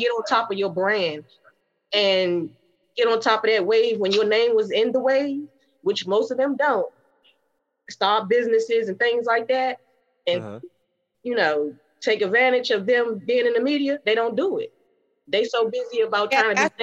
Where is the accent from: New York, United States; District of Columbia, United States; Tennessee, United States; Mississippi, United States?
District of Columbia, United States; Washington; also born or lived in Prince George's County, Maryland; I lived in D.C. and Maryland growing up, but mainly Uptown, and then we moved to Maryland, PG County